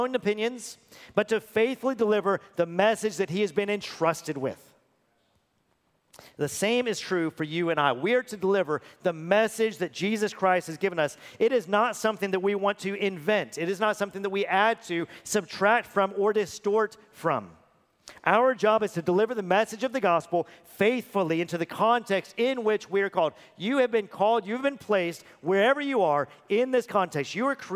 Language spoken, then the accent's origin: English; Texas, United States; I'm a born and bred U.S. citizen. I'm a Texan at that.